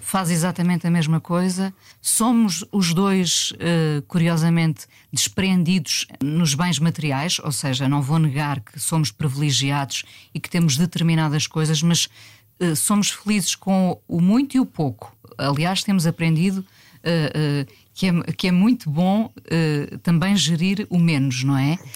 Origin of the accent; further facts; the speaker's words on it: Mindelo, Norte, Portugal; moved away; also born or lived in Lisbon; eu nasci em Lisboa, mas os meus pais, que eram do Norte, voltaram para o Norte